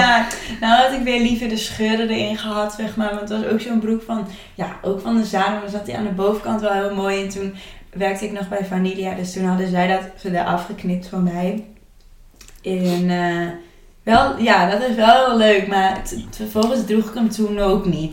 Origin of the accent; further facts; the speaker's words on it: Twente, Overijssel, Netherlands; accent: Twents; mijn Twents accent